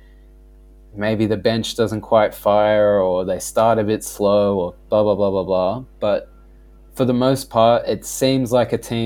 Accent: Australia

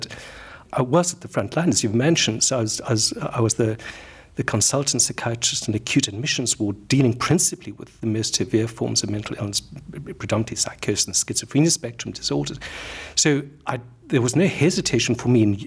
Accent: South Africa; moved away as an adult; also born or lived in London, United Kingdom / Cape Town, South Africa; I am South African. I trained as a medical doctor in Cape Town in South Africa.

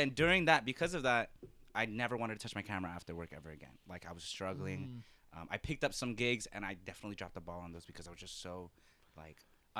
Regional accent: San Diego, California, United States; moved away as an adult; now in Washington, D.C., United States; I'm from San Diego, but my family's from the Philippines. I rep being Filipino heavy.

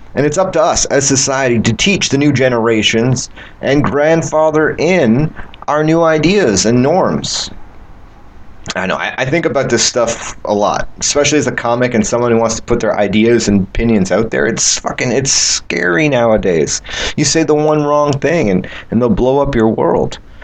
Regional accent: Canada; I'm Canadian.

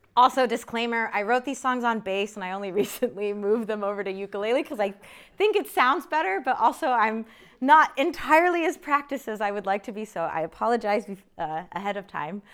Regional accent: United States; an American born to Korean immigrants

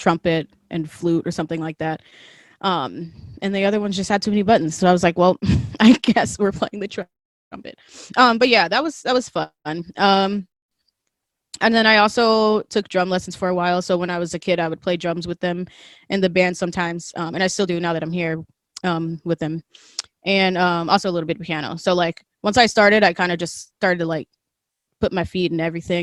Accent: Wisconsin, United States; So I am from Wisconsin. I'm currently in Wisconsin, thanks COVID. But yeah, so I grew up here with my mom and my brother.

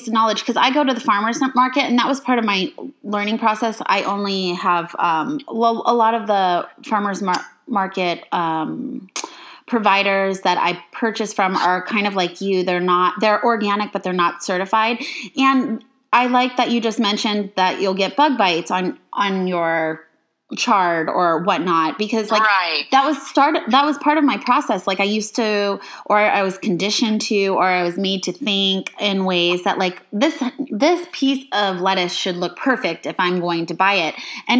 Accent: Love Canal, New York, United States; born there; because I was born in Love Canal, which is a dioxin hotspot in New York, and so I was exposed to dioxin for the first 2 years of my life

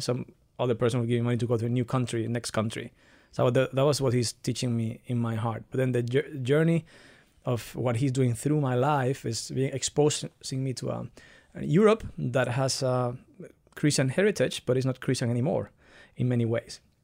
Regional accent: Dominican Republic; also born or lived in Barcelona, Spain; now in Nuremberg, Germany; I was born in the Dominican Republic, but out of a fam-, from a family that is, um, mixed between Italians, Spanish people, and Dominicans.

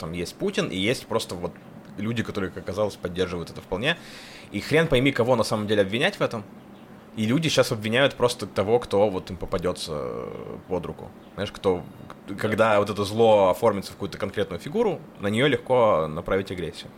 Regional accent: Kursk Oblast, Russia; moved away; мои корни вот в Курской области

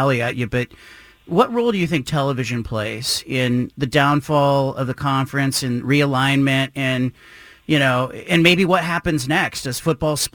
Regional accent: Pac-12 footprint, the West, United States; I grew up in the Pac-12 footprint

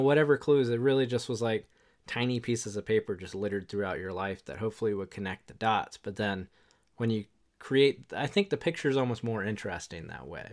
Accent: Wilmington, North Carolina, United States; I grew up in Wilmington, North Carolina

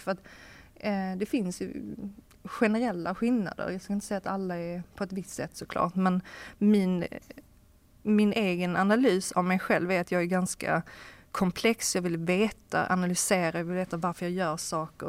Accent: Sweden; moved away as an adult; also born or lived in Hamburg, Germany / Copenhagen, Denmark; som, som svensk

